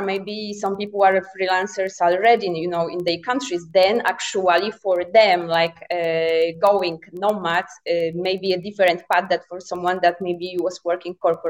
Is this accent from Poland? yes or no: yes; Poland; moved away as an adult; I'm originally from Poland, but I have been a nomad since 2017.